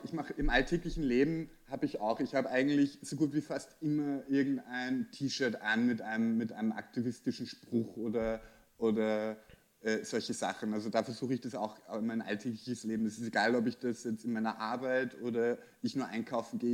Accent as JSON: {"language": "German", "country": "Austria", "said": "bei uns in Österreich"}